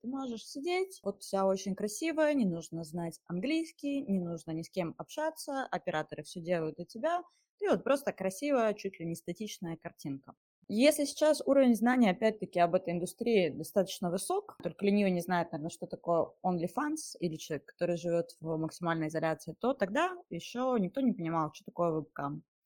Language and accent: Russian; Mezhdurechensk, Kemerovo Oblast, Russia; moved away as an adult; Я из Сибири, и я родилась в небольшом городочке провинциальном. Он называется Междуреченск. До 17 лет я оттуда не выезжала